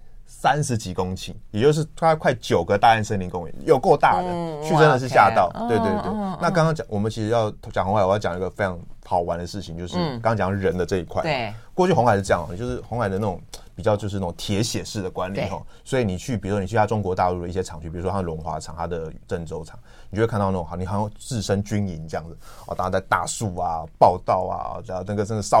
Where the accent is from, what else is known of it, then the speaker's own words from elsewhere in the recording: Taiwan; 所以他就不像我们台湾人啊，